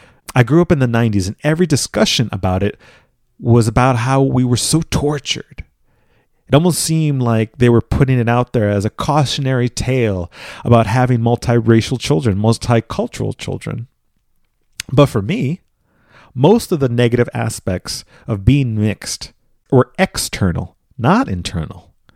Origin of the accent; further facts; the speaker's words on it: Philippines; I could just, in some circumstances, say, I'm Filipino.